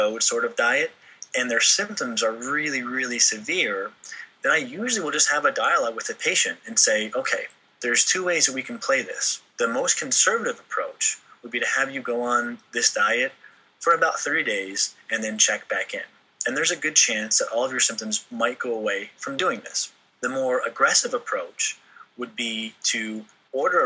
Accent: New England, United States; moved away; I grew up in New England

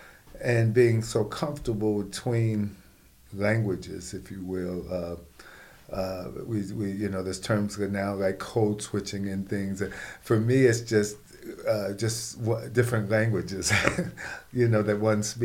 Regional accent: South Union, Kentucky, United States; I grew up in South Union, Kentucky, between Bowling Green and Franklin.

